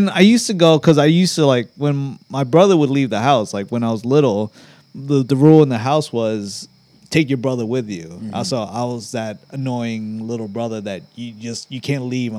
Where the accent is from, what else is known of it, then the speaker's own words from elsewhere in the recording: Arlington, United States; we grew up in Arlington